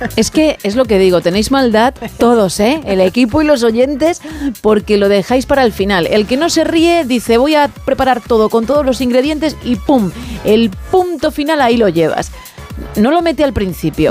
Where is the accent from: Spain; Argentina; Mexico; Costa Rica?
Spain; Madrid, Community of Madrid; yo soy madrileña